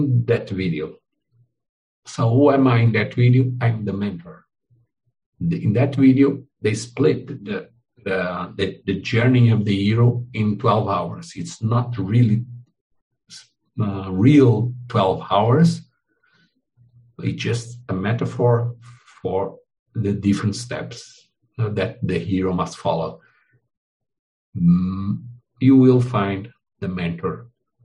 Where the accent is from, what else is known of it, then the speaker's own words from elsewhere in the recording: Portugal; English is a second language; now in Brazil; I am Portuguese. I was born in Portugal, but I live in Brazil.